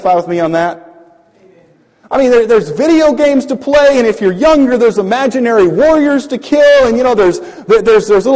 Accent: Louisiana, United States; when I was in middle school, I was raised in Louisiana. It was a Cajun area

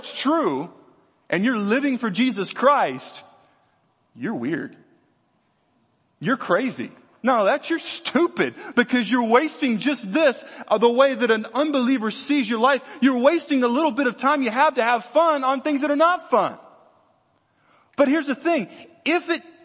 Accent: Louisiana, United States; I grew up in Louisiana.

